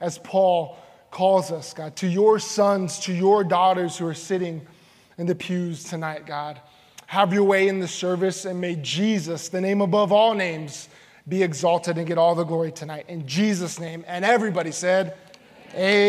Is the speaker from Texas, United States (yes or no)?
yes; San Antonio, Texas, United States; I'm from the Alamo City, San Antonio, Texas